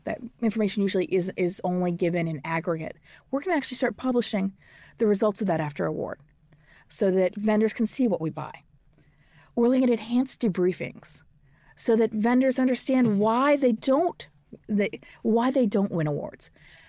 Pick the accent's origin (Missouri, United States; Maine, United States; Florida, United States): Missouri, United States; St. Louis; So I'm a Missourian. I grew up in St. Louis, and President Truman's from Missouri.